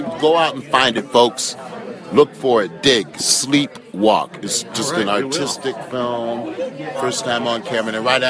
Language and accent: English; East Coast, United States; moved away; I grew up on the East Coast, so I like, you know, you got to have your four seasons.